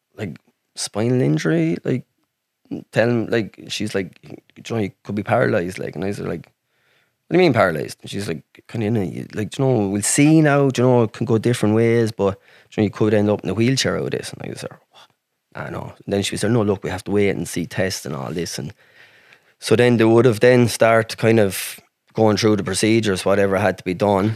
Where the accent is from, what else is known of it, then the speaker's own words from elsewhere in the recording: Ireland; I'm country, I'm from Ireland